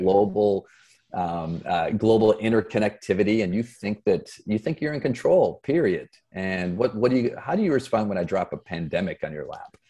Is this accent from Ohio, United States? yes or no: no; Flint, Michigan, United States; moved away as an adult; also born or lived in Boston; I grew up in Flint, Michigan